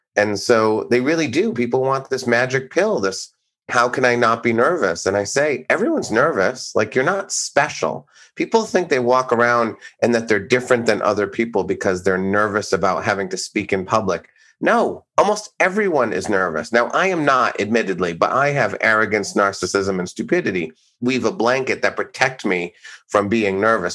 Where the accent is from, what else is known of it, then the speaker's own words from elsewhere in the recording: Blackstone, Massachusetts, United States; I grew up in Blackstone, Massachusetts, which was a tiny farm town, sort of in eastern Mass, about an hour from Boston.